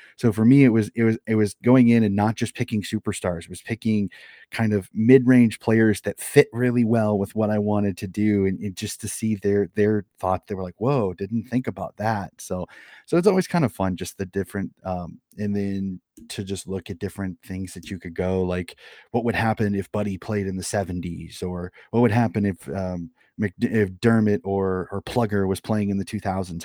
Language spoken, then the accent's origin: English; Des Moines, Iowa, United States; born and raised in Des Moines, Iowa